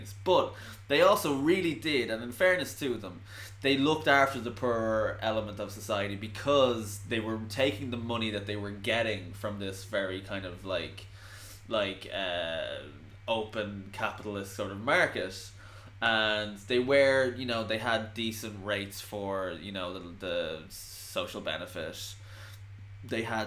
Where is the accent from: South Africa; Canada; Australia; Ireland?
Ireland